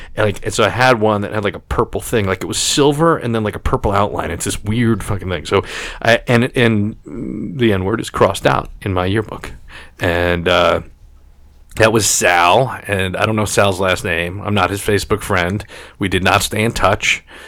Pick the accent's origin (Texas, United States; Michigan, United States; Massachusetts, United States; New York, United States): New York, United States; New York City; I grew up on Staten Island, and, and, Staten Island is one of the five boroughs of New York City